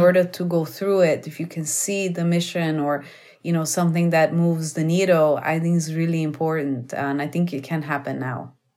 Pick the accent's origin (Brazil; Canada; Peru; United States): Brazil; moved away; I'm from Brazil